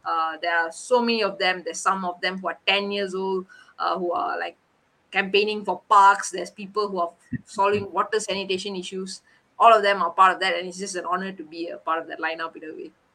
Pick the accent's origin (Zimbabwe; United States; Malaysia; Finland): Malaysia; we were the first Malaysians